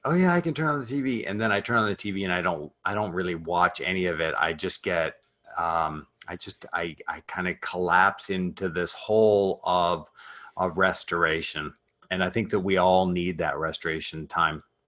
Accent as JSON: {"language": "English", "country": "Canada", "said": "I'm Canadian, so I uh I was raised in a family uh, of entrepreneurs"}